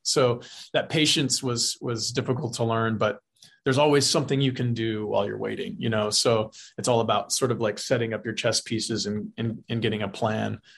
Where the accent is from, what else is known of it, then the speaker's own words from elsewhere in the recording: South Texas, United States; grew up in South Texas. I've lived in Texas. I still live here